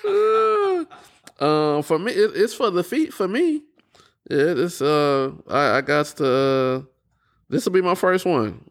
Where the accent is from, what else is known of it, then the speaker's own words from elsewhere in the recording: Houston, Texas, United States; now in Austin, United States; I grew up in Houston